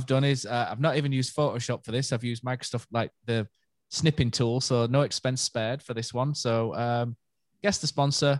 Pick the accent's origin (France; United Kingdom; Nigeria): United Kingdom; Yorkshire and the Humber; we're from Yorkshire, aren't we?